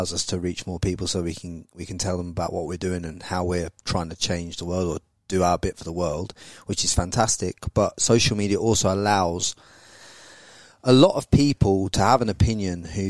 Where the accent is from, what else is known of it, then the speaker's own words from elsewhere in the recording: England, United Kingdom; moved away as an adult; now in Australia; I was born in England, I came here at like 26 years old